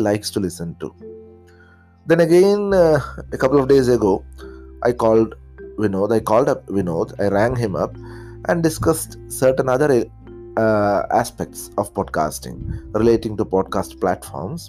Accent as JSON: {"language": "English", "region": "Kerala", "country": "India", "accent": "Malayalam", "first_language": "Malayalam", "second_language": "English", "said": "from the state of Kerala, India"}